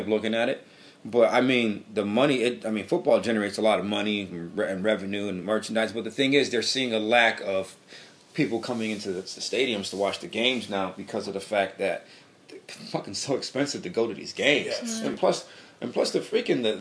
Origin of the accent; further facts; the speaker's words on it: New Britain, Connecticut, United States; we're from New Britain, Connecticut